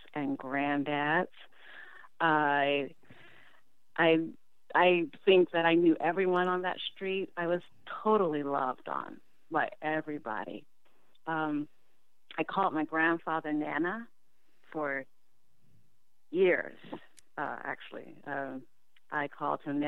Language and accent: English; Washington, District of Columbia, United States; I was born in Washington, D.C. I was born at Providence Hospital